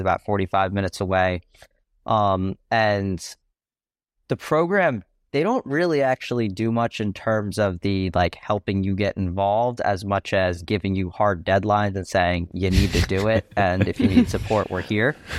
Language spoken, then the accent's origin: English; New York, United States; I'm from New York